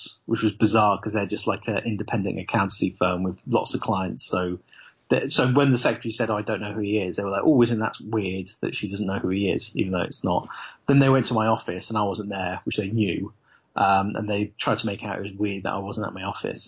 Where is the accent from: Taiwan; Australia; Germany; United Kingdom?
United Kingdom; Leicester, East Midlands; Leicester, which is my hometown